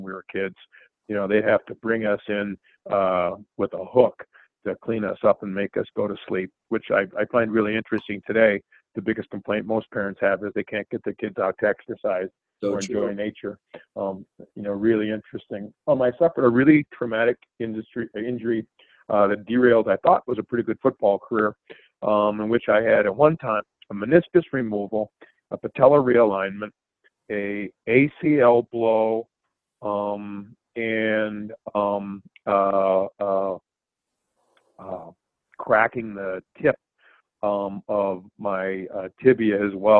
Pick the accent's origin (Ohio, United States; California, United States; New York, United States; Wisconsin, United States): Wisconsin, United States; La Crosse; where I grew up was a very athletically oriented area named La Crosse